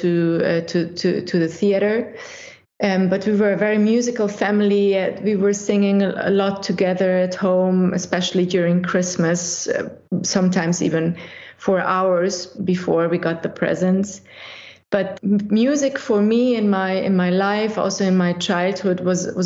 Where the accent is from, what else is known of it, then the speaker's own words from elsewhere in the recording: Munich, Bavaria, Germany; English is a second language; also born or lived in Budapest, Hungary; now in St. Gallen, Switzerland; I was born in Budapest. But when I was 6 years old, my family decided to leave the communist Hungary back in those days and to escape to Western Europe and to start a new life. And because of that, we ended up in Germany, in Munich. And I grew up in Munich and I learned fluently German